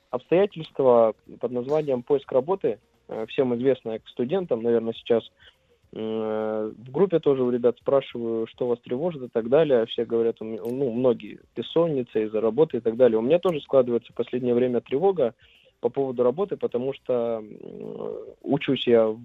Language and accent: Russian; Saint Petersburg, Russia; из Санкт-Петербурга.